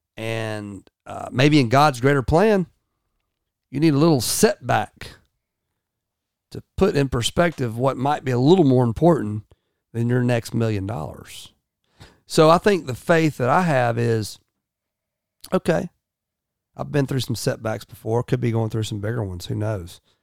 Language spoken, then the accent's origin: English; United States; I'm also an American